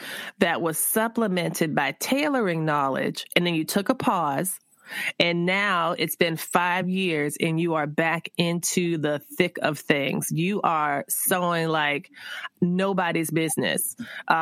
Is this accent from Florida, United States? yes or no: yes; South Florida, United States; I'm from South Florida